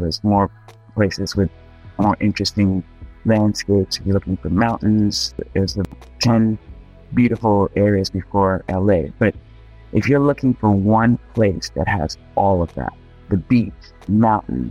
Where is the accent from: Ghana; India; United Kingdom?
Ghana; now in Los Angeles, United States; I'm originally from Ghana, which, as you probably know, is a very football-crazy country.